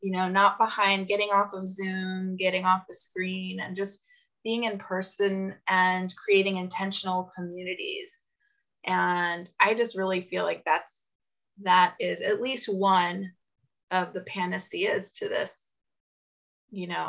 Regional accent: United States

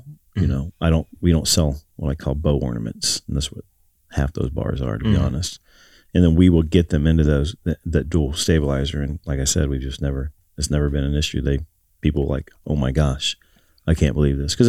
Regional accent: Ohio, United States; I'm from Ohio

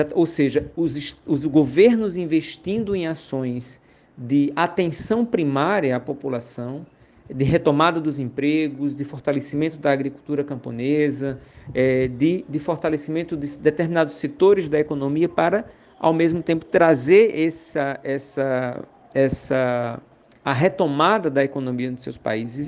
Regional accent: Iguaraci, Pernambuco, Brazil; sou natural de, do município de Iguaraci, no sertão do Pajeú, no distrito de Jabitacá

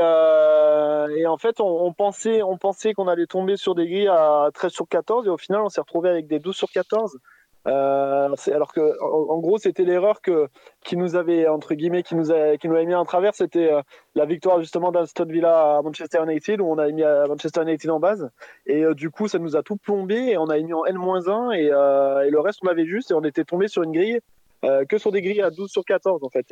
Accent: Montélimar, Auvergne-Rhône-Alpes, France; now in Paris region, France; je suis en région parisienne, mais je vous avais appelé la dernière fois, je suis de Montélimar

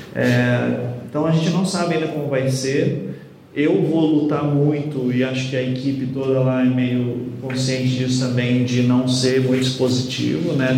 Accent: Paraná, Brazil; eu venho aqui do Paraná

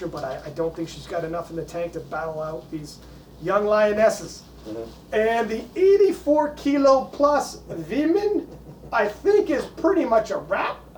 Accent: Canada; I mean, I'm obviously I'm Canadian.

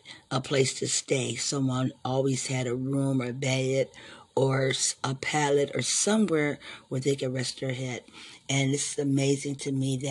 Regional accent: Ohio, United States; moved away; my hometown in Ohio, we used to love Friday and Saturday nights

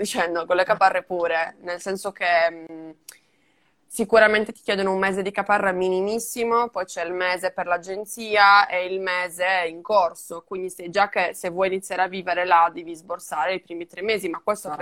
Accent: Cagliari, Sardinia, Italy; moved away as an adult; also born or lived in Seville, Spain; now in Madrid, Spain; io sono sarda, sono di Cagliari

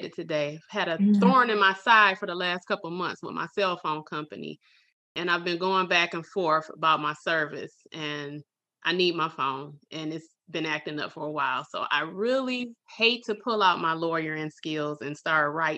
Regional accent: Detroit, Michigan, United States; Born and raised in Detroit, West Side

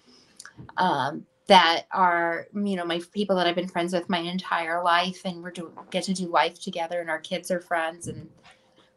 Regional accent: Kodiak, Alaska, United States; also born or lived in Anchorage; I was born and raised in Kodiak

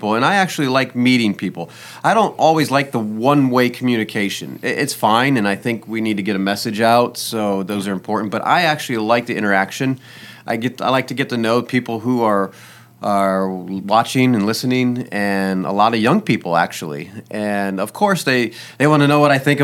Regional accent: Indiana, United States; now in Louisiana, United States; I grew up around the Amish, about 10 minutes from my house was Amish land up in Indiana

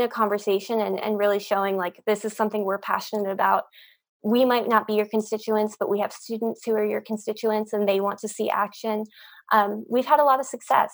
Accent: Pennsylvania, United States; I'm from Pennsylvania

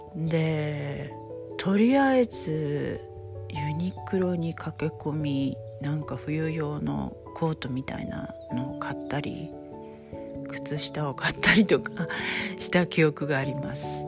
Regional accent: Hokkaido, Japan; now in Hawaii, United States; 特に私は地元が北海道ですから

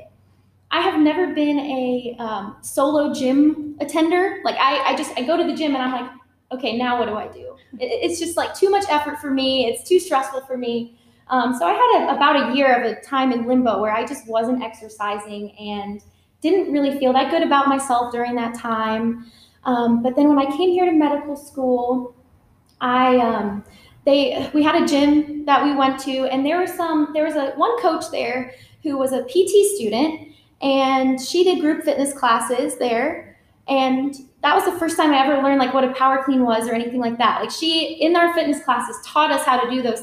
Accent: Florida, United States; moved away as an adult; now in Fort Worth, United States; I was born and raised in Florida, actually. Went to college there. And then I moved here for medical school.

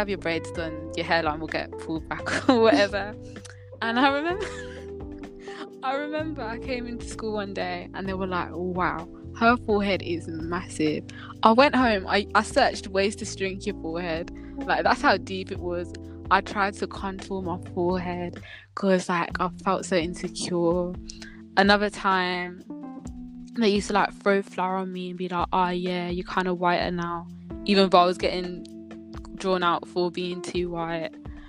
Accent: Kenya; Like, I've become a lot more proud of my heritage. Like, as I said, I'm Kenyan. I'll always be wearing my Kenyan wristband.

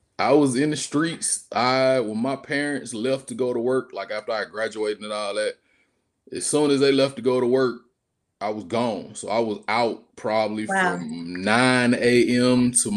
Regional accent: Georgia, United States; also born or lived in Washington, D.C.; So, yeah, I was raised in Georgia, but I was born in D.C. Yeah, due to my father's military status.

